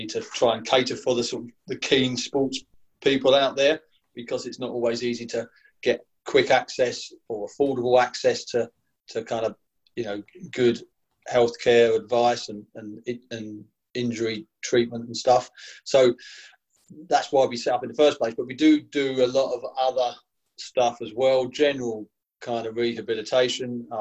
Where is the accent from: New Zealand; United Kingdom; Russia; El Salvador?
United Kingdom; Essex, East of England; I was certainly a teenager growing up in Essex